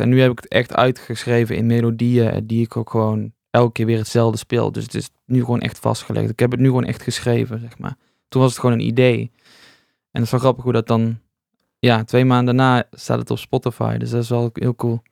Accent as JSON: {"language": "Dutch", "region": "North Brabant", "country": "Netherlands", "also_born_or_lived": "Rotterdam", "moved": "as an adult", "lives_now": "'s-Hertogenbosch, Netherlands", "said": "ik ben een Brabander, dus ik wilde eigenlijk weer terug"}